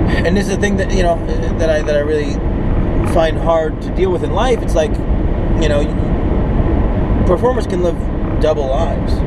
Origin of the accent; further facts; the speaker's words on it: New York City, New York, United States; I am from Brooklyn and I am Jewish.